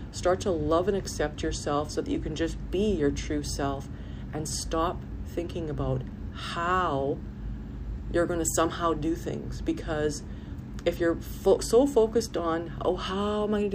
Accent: Canada; I had to live in my home country

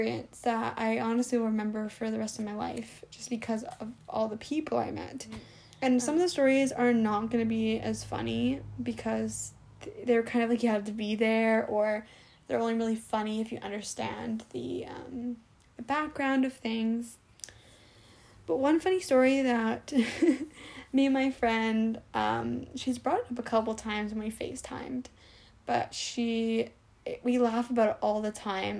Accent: Canada; I'm from Canada.

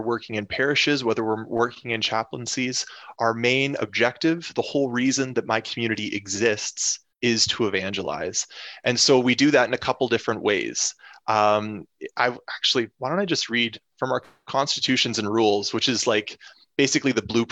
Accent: Canada; moved away as an adult; now in Detroit, United States; So most of us are Canadian. I'm Canadian

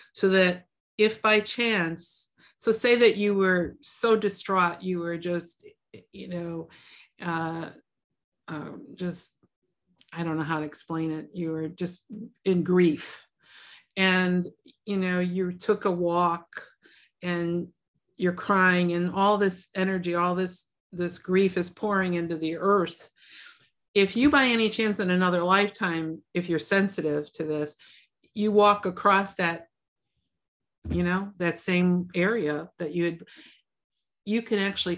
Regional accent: Chicago, Illinois, United States; I was born and raised in Chicago. I mean, you know, spent all my life in the city, and I kept thinking, what am I doing here?

